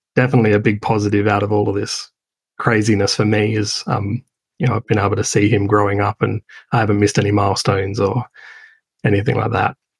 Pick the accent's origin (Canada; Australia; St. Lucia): Australia; Adelaide, South Australia; moved away; I'm from Adelaide originally